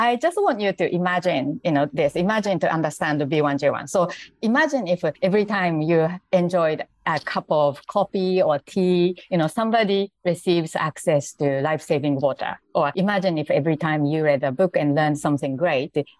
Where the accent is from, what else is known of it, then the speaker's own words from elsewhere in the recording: Japan; English is a second language; moved away as an adult; now in Singapore; I'm actually Japanese and I live in Singapore now.